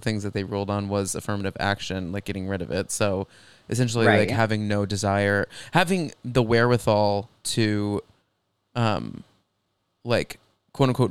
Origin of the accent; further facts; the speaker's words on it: Texas, United States; I grew up in Texas